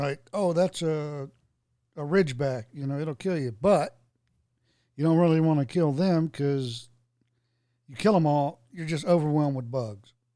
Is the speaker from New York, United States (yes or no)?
no; Florida, United States; moved away; I was born in Florida, then lived there a long time